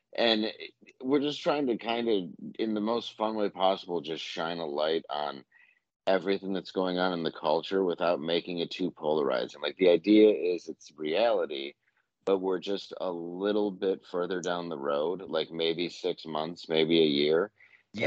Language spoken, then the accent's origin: English; Midwest, United States; I'm from the Midwest